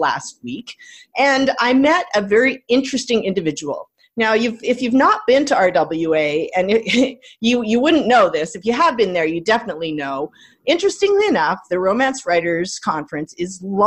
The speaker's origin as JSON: {"language": "English", "country": "Canada", "said": "I'm Canadian."}